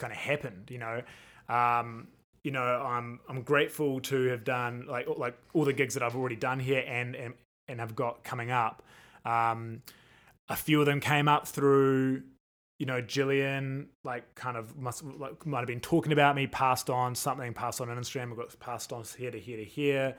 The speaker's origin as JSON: {"language": "English", "country": "New Zealand", "moved": "as an adult", "lives_now": "Las Vegas, United States", "said": "being a New Zealander"}